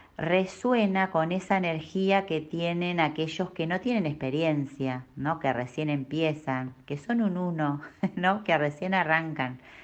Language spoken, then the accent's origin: Spanish; Bahía Blanca, Buenos Aires Province, Argentina; moved away as an adult; now in Neuquén, Argentina; Nací en Bahía Blanca, en la provincia de Buenos Aires un 5 de abril.